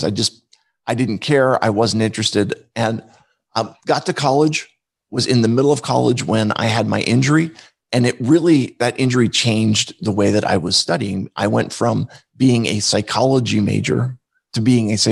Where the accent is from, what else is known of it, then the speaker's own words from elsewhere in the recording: outside of Philadelphia, Pennsylvania, United States; I grew up outside of Philadelphia